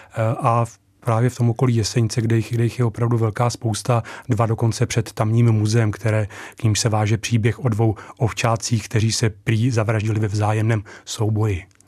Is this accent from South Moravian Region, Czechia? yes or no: no; Slabce, Central Bohemian Region, Czechia; Já sám jsem samozřejmě z Rakovnicka, eh, z jihu okresu, eh, z vesnice, která se jmenuje Slabce